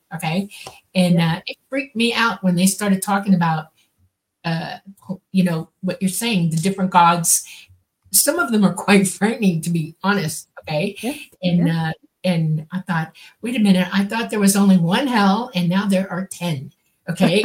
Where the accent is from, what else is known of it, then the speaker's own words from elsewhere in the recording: the Everglades, Florida, United States; I grew up in the Everglades